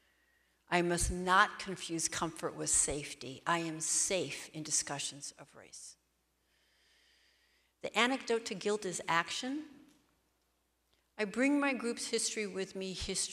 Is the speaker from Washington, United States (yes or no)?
yes; Seattle, Washington, United States; I'm from Seattle